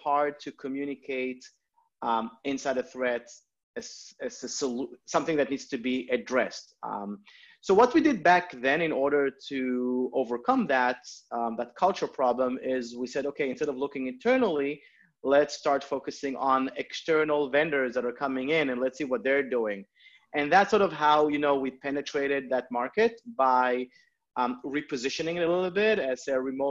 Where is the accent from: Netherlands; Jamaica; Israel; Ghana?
Israel; moved away as an adult; now in United States; I'm originally from Israel. I moved to the US about 6-7 years ago